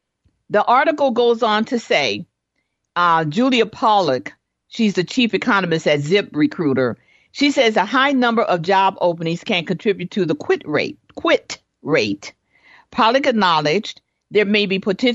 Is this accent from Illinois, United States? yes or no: yes; Chicago, Illinois, United States; me and my siblings, we grew up in Chicago